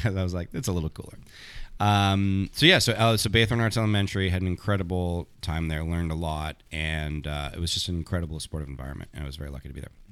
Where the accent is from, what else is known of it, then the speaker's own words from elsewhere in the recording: Thornhill, Ontario, Canada; moved away as an adult; also born or lived in Montreal; when I grew up in Thornhill, I left when I was eighteen